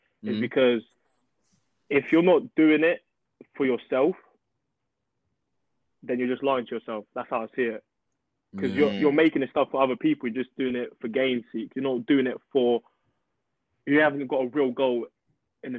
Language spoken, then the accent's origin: English; England, United Kingdom; also born or lived in Portugal / Angola; I grew up in England